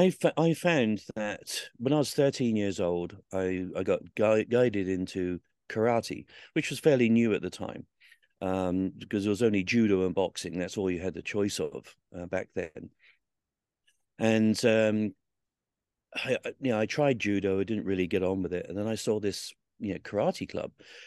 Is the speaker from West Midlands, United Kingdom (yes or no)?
no; Southsea, South East England, United Kingdom; So I grew up around the Royal Marines. I used to see them every day down in Southsea on the beach, and went to the museum there, and it just seemed pretty obvious that was going to be my life.